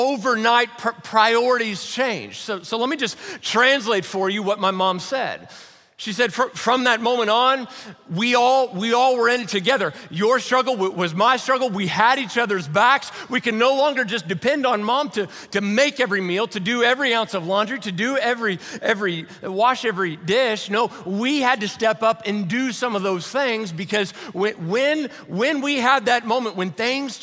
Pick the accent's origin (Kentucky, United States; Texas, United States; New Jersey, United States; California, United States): Kentucky, United States; Louisville; I was born and raised over in Louisville, Kentucky